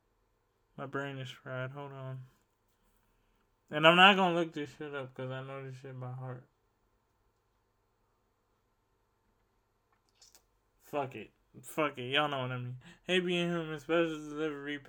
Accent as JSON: {"language": "English", "town": "Laurel", "region": "Maryland", "country": "United States", "tie": "born or raised there", "also_born_or_lived": "Baltimore, Maryland", "moved": "yes", "lives_now": "Louisiana, United States", "said": "born in Baltimore, but I grew up in Laurel, Maryland"}